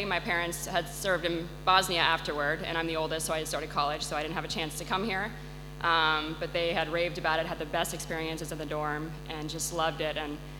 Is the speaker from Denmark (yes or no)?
no; Penang, Malaysia; And then going to Malaysia, they served as dorm parents there, so I grew up in Dalat School.